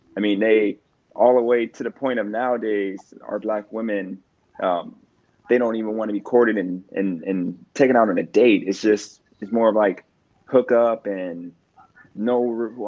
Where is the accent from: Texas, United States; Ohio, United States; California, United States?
Ohio, United States; Youngstown; now in Wilmington, United States; I'm from Youngstown, Ohio